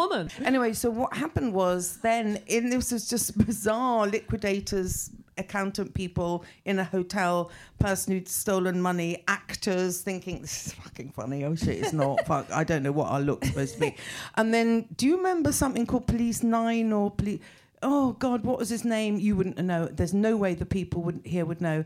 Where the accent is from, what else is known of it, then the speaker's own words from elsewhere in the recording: England, United Kingdom; I kind of stopped being English